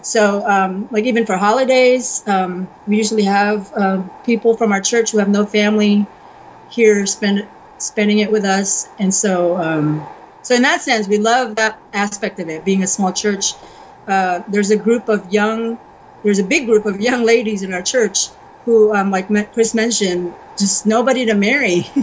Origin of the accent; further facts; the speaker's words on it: United States; moved away as an adult; now in Croatia; I'm the only Asian in the whole uh, county probably and uh, um, being American